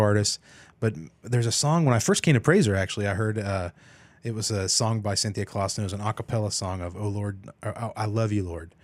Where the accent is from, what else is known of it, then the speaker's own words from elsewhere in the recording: Emporia, Kansas, United States; moved away; I was born and raised there